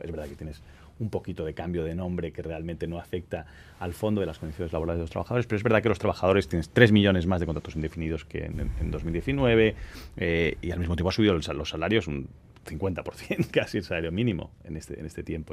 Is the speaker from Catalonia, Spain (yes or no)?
yes; Catalonia, Spain; yo soy catalán